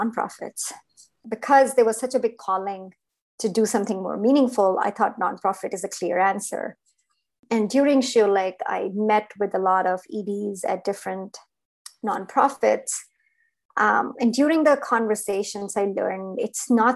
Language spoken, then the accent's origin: English; India; moved away; I grew up in India